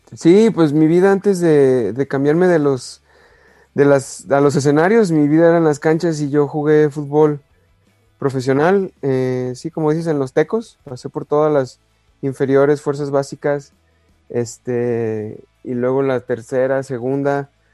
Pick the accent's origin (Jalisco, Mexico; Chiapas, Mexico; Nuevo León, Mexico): Jalisco, Mexico; Guadalajara; como soy de Guadalajara, pues soy de las Chivas